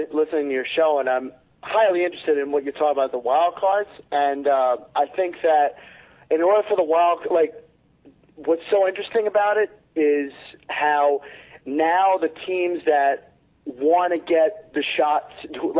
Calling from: Middletown, New Jersey, United States; I'm calling from Middletown, New Jersey.

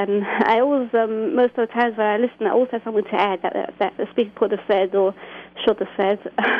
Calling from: England, United Kingdom; Yes, I'm calling from England.

